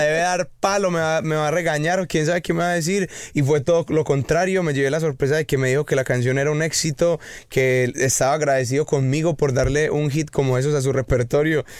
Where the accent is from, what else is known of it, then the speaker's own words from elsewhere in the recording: Medellín, Antioquia, Colombia; soy de Medellín